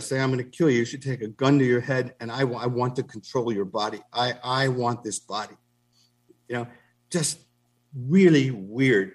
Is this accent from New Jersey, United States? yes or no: yes; Newark, New Jersey, United States; I come from Newark, New Jersey